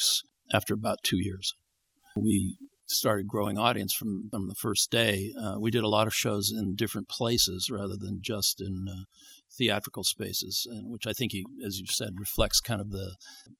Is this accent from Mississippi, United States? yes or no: no; Palo Alto, California, United States; also born or lived in San Francisco; I was born in San Francisco, but I grew up in Palo Alto